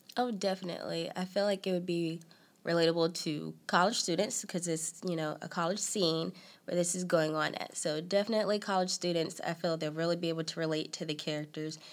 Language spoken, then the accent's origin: English; Selma, North Carolina, United States; also born or lived in Raleigh, North Carolina / Clayton, North Carolina; I was born in Raleigh. Been in Raleigh all my life. Basically, I moved to Selma, North Carolina, when I was about three or four